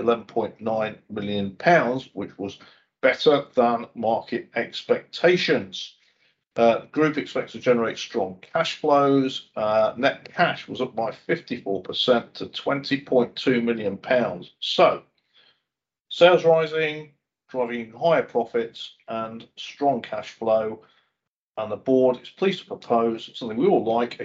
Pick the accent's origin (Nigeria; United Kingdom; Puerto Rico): United Kingdom; schooling just south of Glasgow, Scotland; moved away; also born or lived in England (born); I was brought up in Scotland